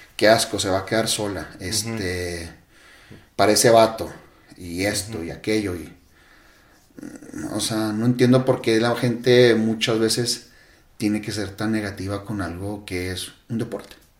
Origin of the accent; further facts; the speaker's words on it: Mexico; yo como buen mexicano